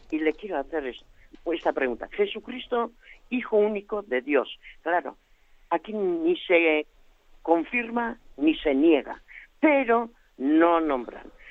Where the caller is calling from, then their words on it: Gipuzkoa, Basque Country, Spain; llamo desde Guipúzcoa